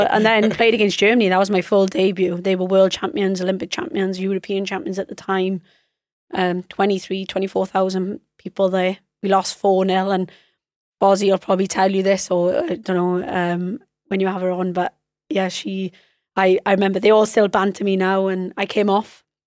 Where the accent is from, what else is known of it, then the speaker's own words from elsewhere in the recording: Wales, United Kingdom; as a Welsh person.